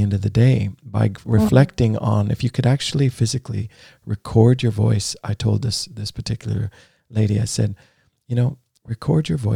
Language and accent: English; United States; now in Norway; I grew up in the States